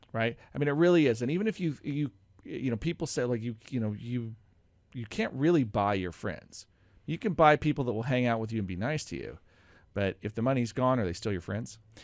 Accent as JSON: {"language": "English", "region": "Oregon", "country": "United States", "tie": "born or raised there", "also_born_or_lived": "North Carolina", "moved": "as an adult", "lives_now": "Roseburg, United States", "said": "I grew up in Oregon, but I'd gone to North Carolina and had been seven years out there"}